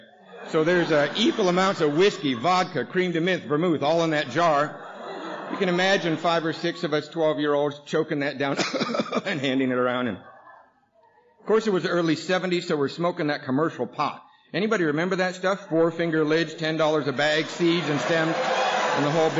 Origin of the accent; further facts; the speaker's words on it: Seattle, Washington, United States; we lived in Seattle. Actually, I grew up in Ballard